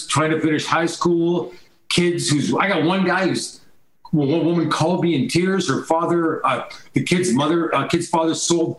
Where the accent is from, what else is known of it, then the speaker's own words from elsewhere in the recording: Owen Sound, Ontario, Canada; also born or lived in Wingham, Ontario; you know I grew up in Owen Sound.